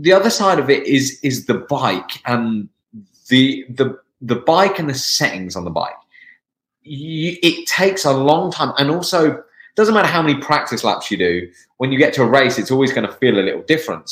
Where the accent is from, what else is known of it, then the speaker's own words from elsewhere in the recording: England, United Kingdom; moved away; I'm from the UK, I'm from England.